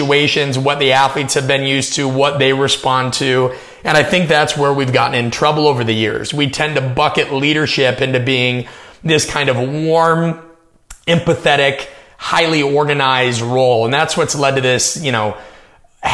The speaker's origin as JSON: {"language": "English", "town": "Omaha", "region": "Nebraska", "country": "United States", "tie": "born or raised there", "said": "I'm from Omaha, Nebraska. I grew up in the suburbs."}